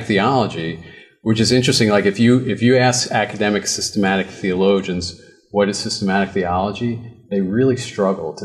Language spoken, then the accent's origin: English; New York, United States; I grew up in New York